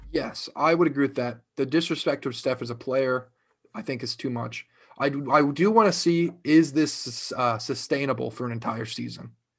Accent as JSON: {"language": "English", "region": "Ohio", "country": "United States", "tie": "born or raised there"}